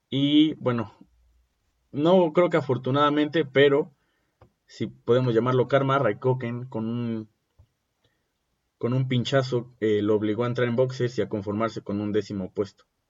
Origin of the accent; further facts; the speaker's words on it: Mexico; uno como mexicano